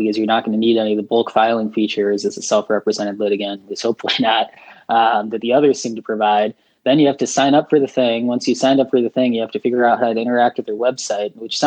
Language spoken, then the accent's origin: English; downstate Illinois, United States; now in Chicago, United States; I live in Chicago now. I'm originally from downstate Illinois